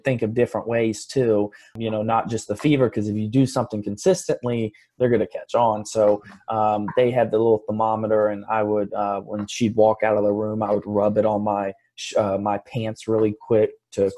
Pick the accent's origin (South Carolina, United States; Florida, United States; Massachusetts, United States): Florida, United States; Fort Lauderdale; I grew up in Fort Lauderdale.